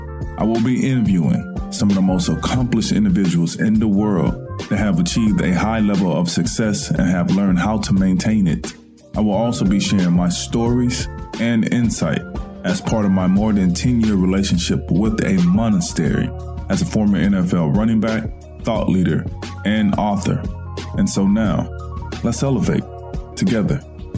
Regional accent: Mississippi, United States; also born or lived in New Orleans, United States / Houston, United States; I grew up a Christian, in a Christian household environment, grew up Baptist. Growing up in Mississippi, growing up in New Orleans, in Houston, Texas, you know, we were always in church.

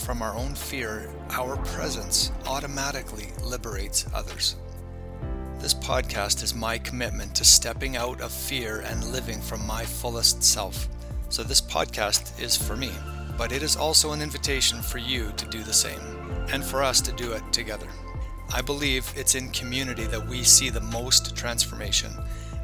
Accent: Canada; also born or lived in Bulgaria; I was born in Canada, by no choice of mine

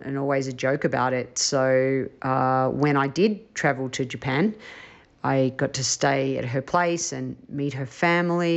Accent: Australia; I was from Australia

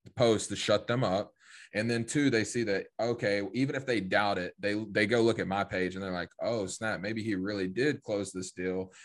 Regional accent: East Tennessee, United States; I grew up in East Tennessee, small town of like ten thousand people.

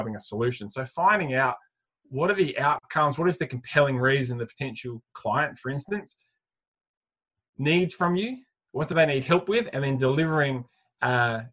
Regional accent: Adelaide, South Australia, Australia; I'm from Adelaide, so still live in Adelaide

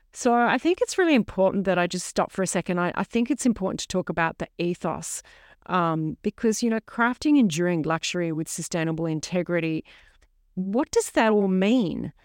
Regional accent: Sydney, New South Wales, Australia; now in mid-north coast, New South Wales, Australia; I was raised in Middle Harbour, Sydney

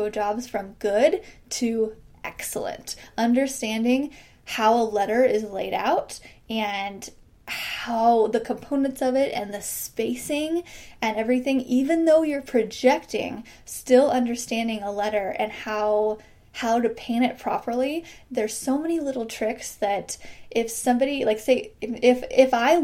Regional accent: Midwest, United States; I'm from the Midwest

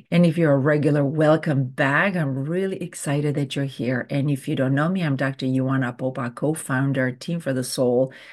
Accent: Romania; English is a second language; Growing up in Romania, every summer we would go to visit our grandparents, and they had this beautiful garden.

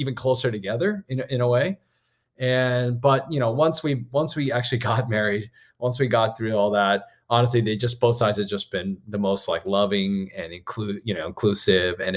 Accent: Maryland, United States; I went to school in Maryland. I'm from Maryland

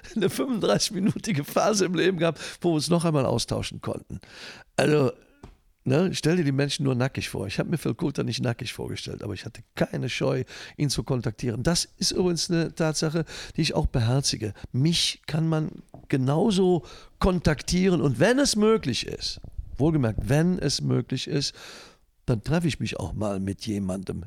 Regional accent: Leverkusen, North Rhine-Westphalia, Germany; in meinem Geburtsort in Leverkusen-Schlebusch

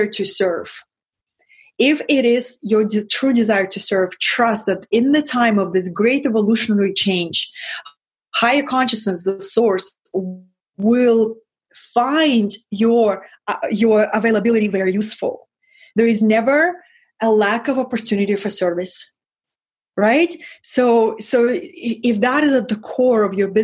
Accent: Russia; English is a second language; moved away; I come from Russia, from that lineage.

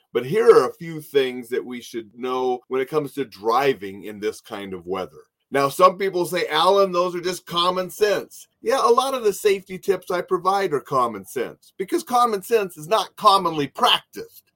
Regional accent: Montana, United States; moved away; I was from Montana.

